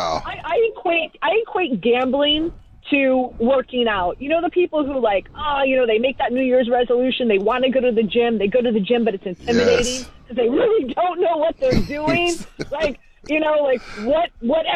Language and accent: English; Miami, Florida, United States; moved away as an adult; now in New York, United States; I'm originally from Miami, Florida, born and raised.